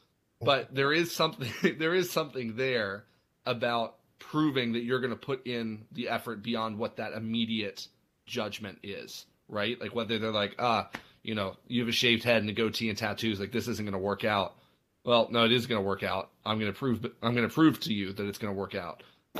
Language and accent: English; Dublin, Leinster, Ireland; I grew up in Ireland, actually. My parents are missionaries. So I grew up in Dublin.